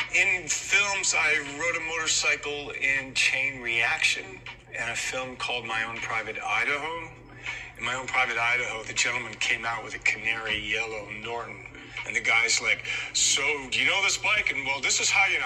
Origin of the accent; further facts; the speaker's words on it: Toronto, Ontario, Canada; now in Los Angeles, United States; where I grew up in Toronto